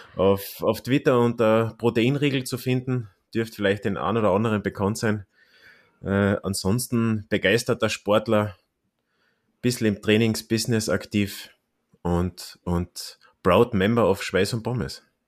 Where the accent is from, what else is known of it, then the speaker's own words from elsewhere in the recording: Klagenfurt, Carinthia, Austria; mein Heimatort Klagenfurt